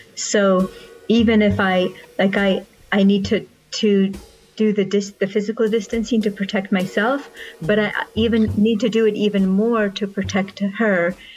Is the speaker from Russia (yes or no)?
yes; Russia; moved away; I was born in Russia